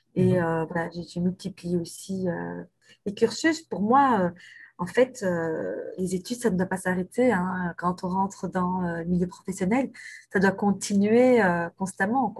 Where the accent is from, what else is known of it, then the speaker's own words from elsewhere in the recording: Brussels, Brussels-Capital Region, Belgium; je suis bruxelloise depuis toujours, en fait, parce que non seulement je, je suis née à Bruxelles